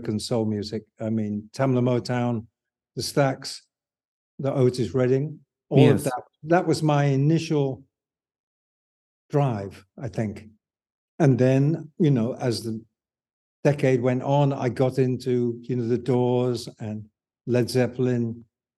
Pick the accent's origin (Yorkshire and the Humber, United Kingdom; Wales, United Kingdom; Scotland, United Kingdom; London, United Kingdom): Yorkshire and the Humber, United Kingdom; Bridlington; also born or lived in Hull; I'm from Bridlington, which is 30 miles from Hull.